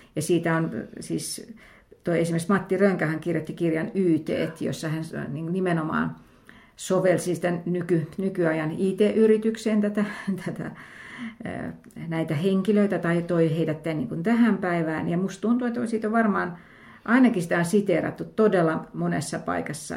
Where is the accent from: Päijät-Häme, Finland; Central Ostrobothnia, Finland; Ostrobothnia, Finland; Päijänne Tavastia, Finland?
Päijänne Tavastia, Finland; Lahti; mä olen Lahdesta kotoisin